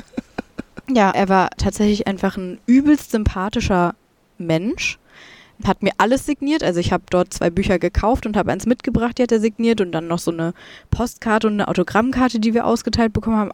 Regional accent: Germany; ich komme aus Deutschland

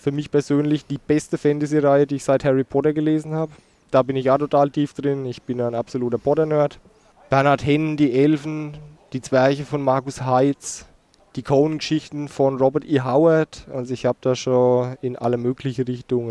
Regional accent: Rhön, Germany; ich in meiner Kindheit in der Edeka gekauft habe, in Burgadroth in der Rhön.

